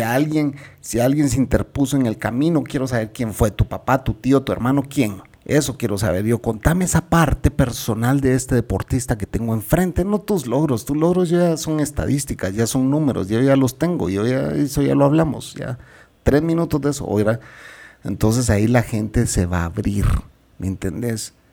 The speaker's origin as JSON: {"language": "Spanish", "country": "Guatemala", "said": "Yo soy guatemalteco"}